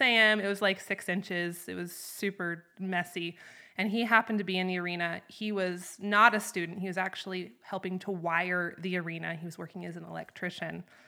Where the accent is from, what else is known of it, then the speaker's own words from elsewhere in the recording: North Idaho, United States; moved away as an adult; also born or lived in Wyoming; now in Chugwater, United States; I'm originally from North Idaho, up in the Panhandle. And when I was eighteen, I came to Wyoming